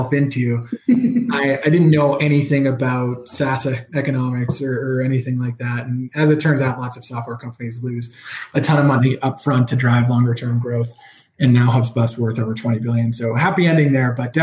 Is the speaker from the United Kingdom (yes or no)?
no; New Jersey, United States; moved away as an adult; also born or lived in Massachusetts; I grew up in New Jersey, which is, you know, the great state of New Jersey